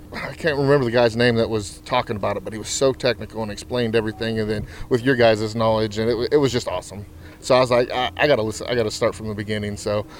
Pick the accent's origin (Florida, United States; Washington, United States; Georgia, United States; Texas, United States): Texas, United States; Austin; I'm from Austin, Texas.